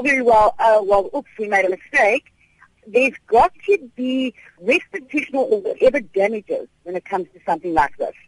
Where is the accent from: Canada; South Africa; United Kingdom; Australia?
South Africa; also born or lived in Durban; South African consumers